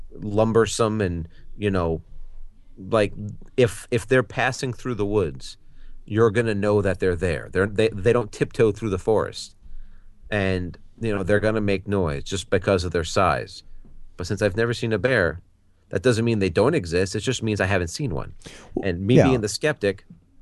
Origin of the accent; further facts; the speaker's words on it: Colorado, United States; I grew up in Colorado